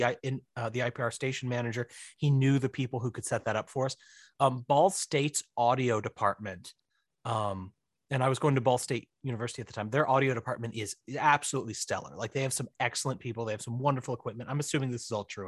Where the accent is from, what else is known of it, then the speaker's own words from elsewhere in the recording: Missouri, United States; also born or lived in Florida; I'm from Missouri. I'm in Missouri. I was in Florida for a brief, all too brief three years